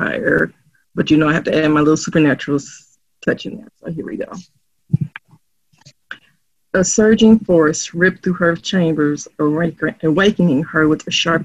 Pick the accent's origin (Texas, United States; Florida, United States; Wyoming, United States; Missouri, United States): Missouri, United States; St. Louis; accent: St. Louis slang; where I grew up and where I'm living